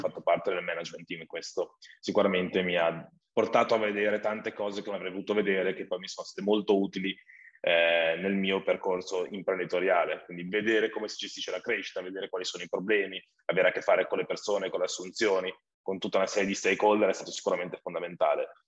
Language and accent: Italian; Valtellina, Lombardy, Italy; also born or lived in Milan; Sono nato in Valtellina